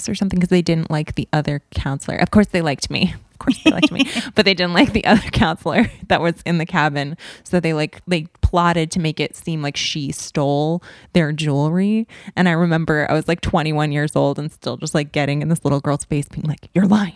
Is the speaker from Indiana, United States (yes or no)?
yes; Valparaiso, Indiana, United States; moved away; It's my home state